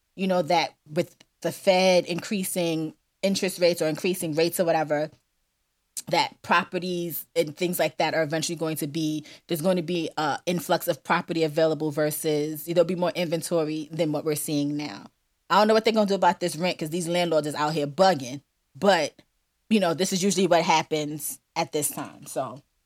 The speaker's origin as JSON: {"language": "English", "town": "New York City", "region": "New York", "country": "United States", "said": "I'm a New Yorker"}